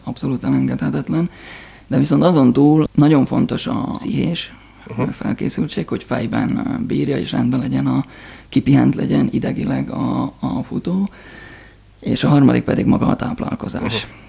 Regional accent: Csallóköz, Trnava Region, Slovakia; csalóközkördön nőttem fel

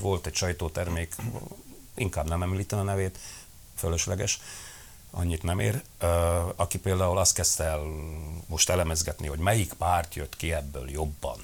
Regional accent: Felvidék, Slovakia; felvidéki közösségnek

